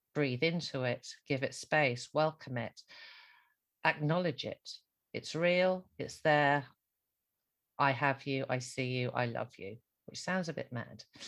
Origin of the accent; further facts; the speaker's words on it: Ireland; me being Irish Catholic